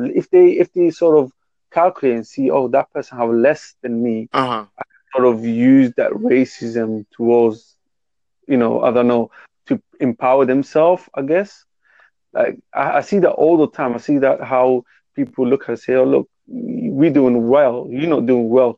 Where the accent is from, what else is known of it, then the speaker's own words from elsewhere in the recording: Somalia; I'm from Africa. Um, I'm from Somalia